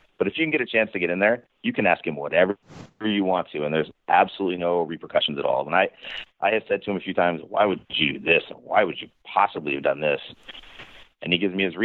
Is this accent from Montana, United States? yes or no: yes; Montana, United States; also born or lived in Florida; now in Kansas City, United States; I grew up in Montana